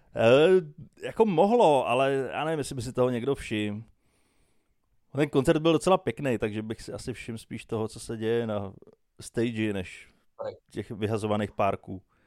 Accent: Czechia; já jsem z Čech, já jsem strávil většinu života čekáním na vlaky, já jsem odchovaný českýma dráhama

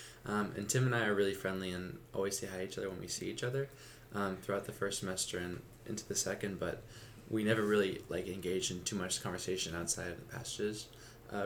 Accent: Palo Alto, California, United States; moved away as an adult; now in Tacoma, United States; I'm from Palo Alto, California

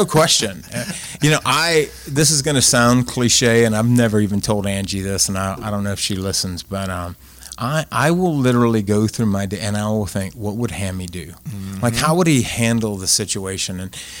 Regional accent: Jeanerette, Louisiana, United States; I'm from Generette, grew up single parent.

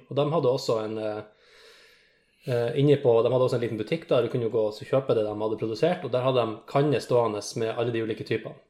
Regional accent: Finnfjord, Troms, Norway; moved away; hvis jeg drar hjem til Finnfjorden

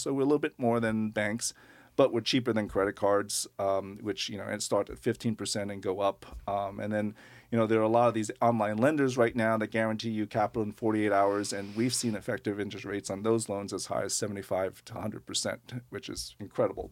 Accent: Long Island, New York, United States; moved away as an adult; also born or lived in Manhattan / Brooklyn; now in Portland, United States; I grew up on Long Island, and then, um, pretty much spent my adult life, uh, lots in Manhattan and Brooklyn

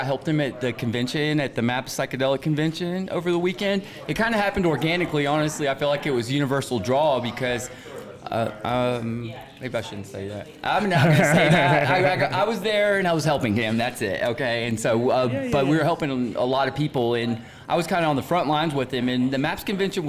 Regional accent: Atlanta, Georgia, United States; now in Denver, United States; Atlanta. I came from Atlanta, and I spent a little time in Tennessee, but I didn't know where I wanted to be based out of when I left the South

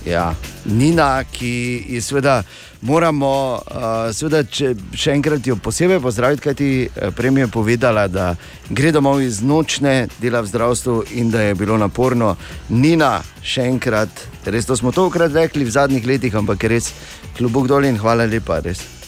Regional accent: Maribor, Drava, Slovenia; nam iz Maribora

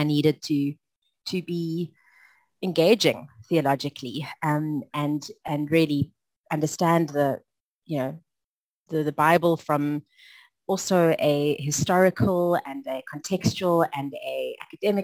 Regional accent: South Africa; I've had a long journey as a South African

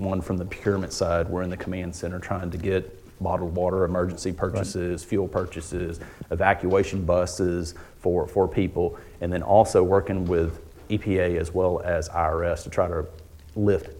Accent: Houston, Texas, United States; also born or lived in Katy, Texas; Houston area, which is where I grew up. I was born in Houston. I've lived there all my life

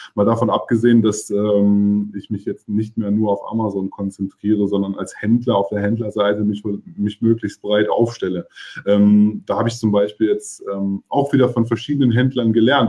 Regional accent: Hückelhoven, North Rhine-Westphalia, Germany; moved away as an adult; now in Cologne, Germany; Ich bin ja auch in Hückelhofen aufgewachsen

